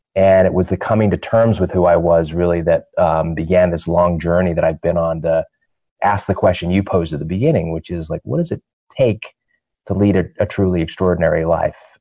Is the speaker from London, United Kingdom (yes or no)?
yes; London, United Kingdom; I was born in London, England.